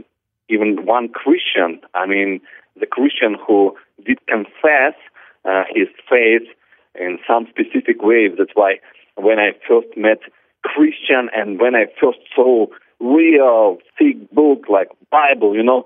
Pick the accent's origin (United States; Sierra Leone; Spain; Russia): Russia; Siberia; now in Ukraine; I'm from Ukraine right now, but I was born in Russia